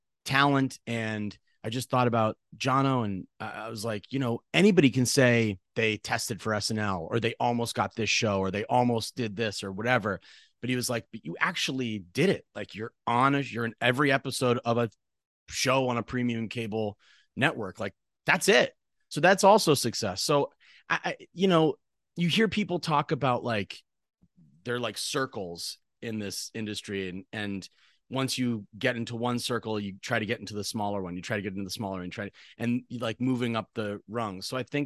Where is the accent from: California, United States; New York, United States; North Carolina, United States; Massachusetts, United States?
Massachusetts, United States; central; moved away as an adult; I grew up in Massachusetts.